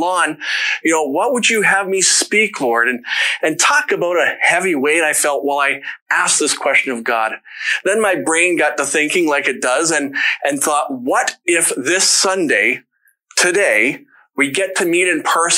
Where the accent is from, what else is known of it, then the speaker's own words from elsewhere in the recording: London, Ontario, Canada; I grew up in London